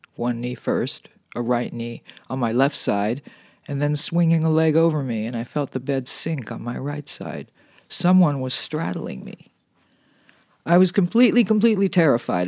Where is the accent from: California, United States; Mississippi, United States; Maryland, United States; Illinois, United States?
California, United States; Being a Californian